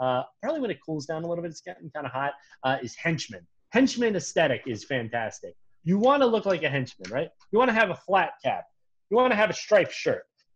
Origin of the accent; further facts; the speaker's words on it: United States; Me as an American who's been inculcated into a lifetime of servitude to the American capitalist state